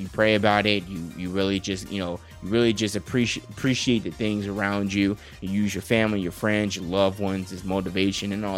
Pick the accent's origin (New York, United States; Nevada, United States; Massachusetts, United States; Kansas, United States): Nevada, United States; Las Vegas; I'm born and raised in Las Vegas. I am a true Las Vegas son